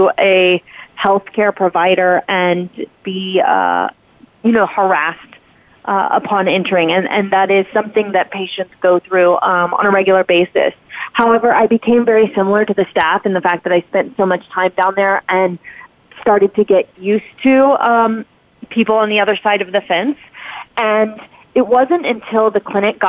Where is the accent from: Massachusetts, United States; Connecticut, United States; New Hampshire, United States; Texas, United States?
Texas, United States; moved away as an adult; also born or lived in New York; from Texas originally. I live in Texas again. I just recently moved back here. And so I grew up in a place with similar values